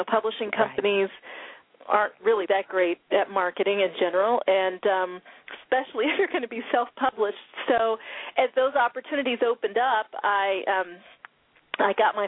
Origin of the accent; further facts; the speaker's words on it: Denver, Colorado, United States; also born or lived in North Florida / Germany; I was born in North Florida, and then we moved to Germany when I was in the second grade, and I lived there through fourth grade. And then we moved to Denver, Colorado. I consider Colorado to be where I grew up